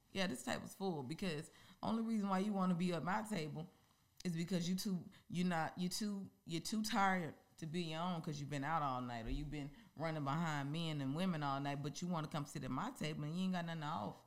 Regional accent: Mississippi, United States; moved away as an adult; now in Georgia, United States; I really love I love my hometown and I really mm-hmm. love Mississippi

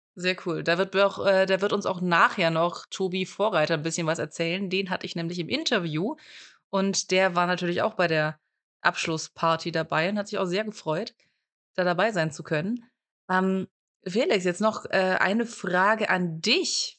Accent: near Stuttgart, Baden-Württemberg, Germany; ich komme ja auch aus der Nähe von Stuttgart und aus der weiteren Umgebung von Stuttgart

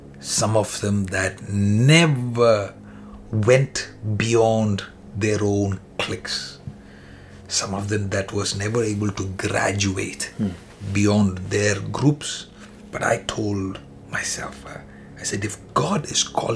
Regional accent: India; moved away as an adult; now in Canada; I'm coming from India

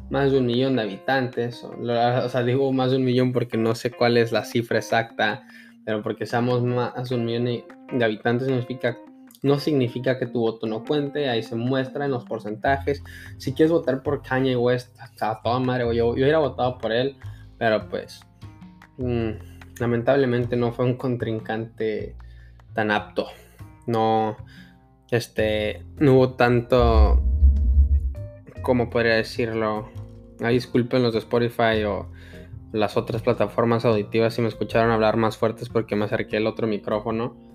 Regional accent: Mexico; Es como los mexicanos. muchos sabemos que no salieron a votar o que se sintieron intimidados y votaron por AMLO

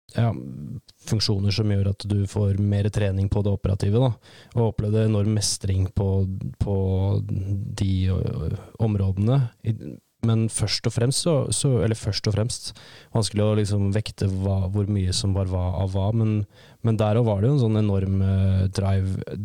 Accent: Lesja, Innlandet, Norway; Jeg vokste opp på, på Lesja, på en gård der oppe

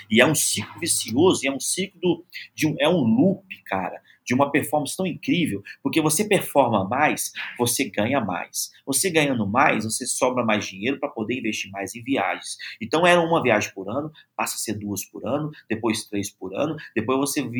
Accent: Belo Horizonte, Minas Gerais, Brazil; Tem gente que vem de fora, eu sou de BH, tem gente que vem de fora para conhecer um restaurante aqui em BH

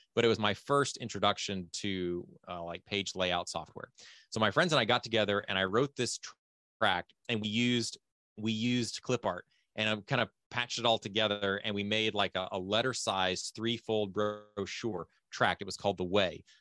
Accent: Fort Worth, Texas, United States; moved away as an adult; also born or lived in Ukraine / Thailand; now in Lviv, Ukraine; my dad was born and raised in Fort Worth, still lives in Fort Worth. I technically still live in Fort Worth. That's my home address.

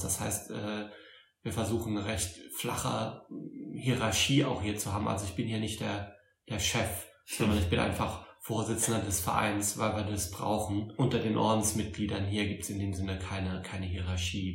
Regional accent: Saarbrücken, Saarland, Germany; accent: Saarländisch; moved away; komme ursprünglich aus Saarbrücken, aus dem Saarland. Ich hoffe, das hört man nicht zu sehr

